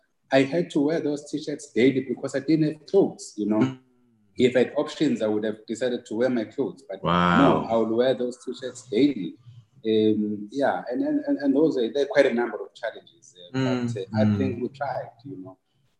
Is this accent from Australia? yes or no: no; Ngwavuma, KwaZulu-Natal, South Africa; knowing that I come from Ngwavuma, I come from, you know, the most difficult, you know, background.